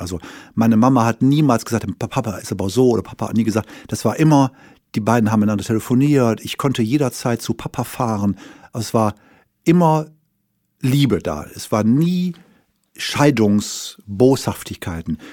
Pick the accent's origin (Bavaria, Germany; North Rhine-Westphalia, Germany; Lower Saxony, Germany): North Rhine-Westphalia, Germany; Wuppertal; ich bin also mal geboren irgendwann in Wuppertal